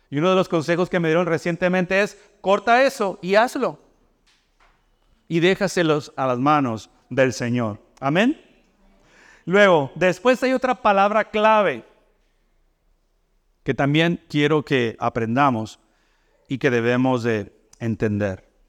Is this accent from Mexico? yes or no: yes; Mexico; now in United States; Yo vengo de México, donde allá no existe eso del comedor escolar.